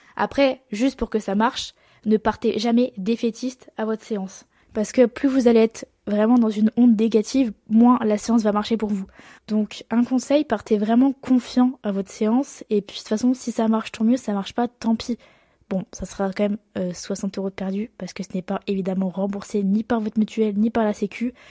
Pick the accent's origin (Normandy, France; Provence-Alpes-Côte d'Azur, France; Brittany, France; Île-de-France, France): Provence-Alpes-Côte d'Azur, France; Marseille; accent: marseillais; j'ai l'accent marseillais